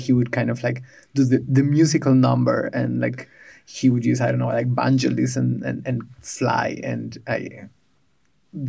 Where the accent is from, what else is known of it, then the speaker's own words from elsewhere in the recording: Buenos Aires, Argentina; moved away as an adult; now in Berlin, Germany; I was born in Buenos Aires some time ago